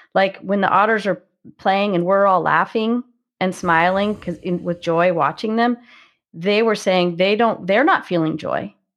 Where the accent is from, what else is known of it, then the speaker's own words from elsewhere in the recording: Marin Headlands, California, United States; also born or lived in San Francisco, California; I grew up, um, along the coastal marine headlands in California, so just on the north side of the Golden Gate Bridge